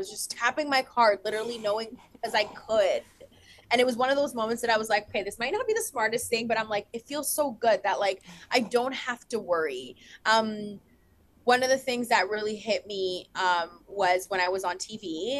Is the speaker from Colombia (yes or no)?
yes; Colombia; I'm Hispanic. I am a woman of color. I'm young. I came from Colombia.